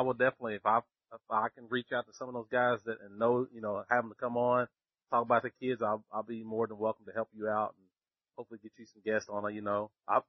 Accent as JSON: {"language": "English", "region": "Kentucky", "country": "United States", "said": "I'm from Kentucky."}